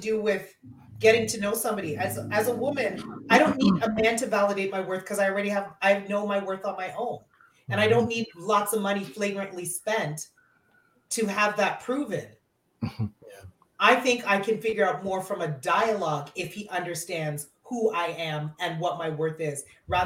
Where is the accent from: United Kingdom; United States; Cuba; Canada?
Canada; I was born in Canada